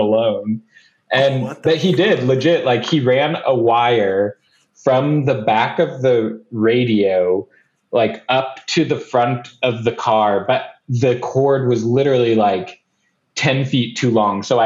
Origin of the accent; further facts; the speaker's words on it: Indiana, United States; us growing up in Indiana